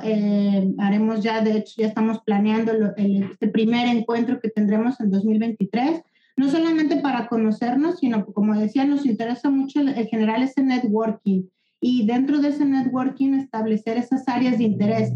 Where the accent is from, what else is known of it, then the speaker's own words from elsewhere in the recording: Guadalajara, Jalisco, Mexico; moved away as an adult; now in Barcelona, Spain; soy de Guadalajara. Hace 20 años me vine a vivir aquí a, Barcelona